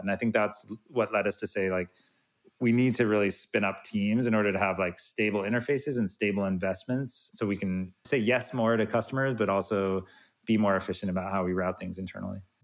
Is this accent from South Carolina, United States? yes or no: no; Salt Lake City, Utah, United States; I'm from Salt Lake City